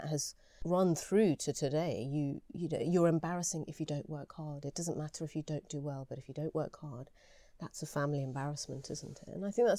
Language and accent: English; London, United Kingdom; first language Gujarati; English is a second language; also born or lived in Harrow; I'm a Londoner through and through in many ways. Born in London, the first from both sides of the family to have been born in the UK, I think, and brought up in the UK, my brother and I.